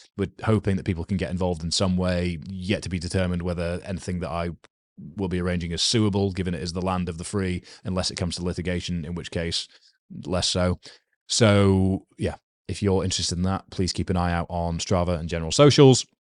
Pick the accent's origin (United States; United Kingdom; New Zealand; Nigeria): United Kingdom; I am a British male with a rugby background